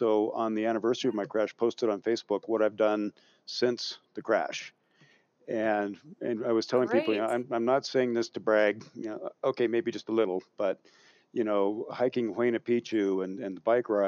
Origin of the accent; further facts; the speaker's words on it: Western Washington, United States; moved away; I spent part of my childhood growing up in Western Washington